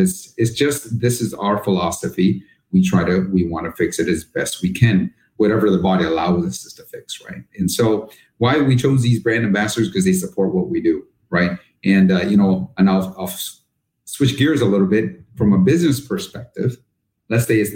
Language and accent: English; Canada; moved away as an adult; now in United States; I'm actually originally from Canada